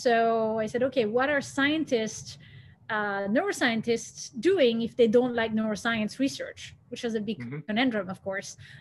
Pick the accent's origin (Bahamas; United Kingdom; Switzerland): Switzerland; moved away as an adult; also born or lived in Belgium / United States; when I was in Switzerland or in the path that I had in Switzerland